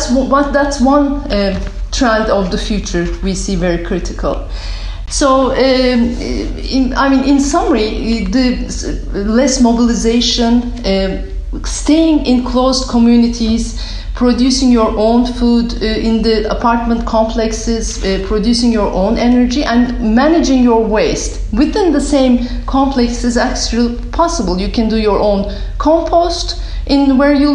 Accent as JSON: {"language": "English", "town": "Izmir", "region": "İzmir", "country": "Turkey", "also_born_or_lived": "United States / Europe", "moved": "as an adult", "lives_now": "Istanbul, Turkey", "said": "I am from Izmir, southern part of Turkey, on the Aegean coast. I came to Istanbul at the age of 18"}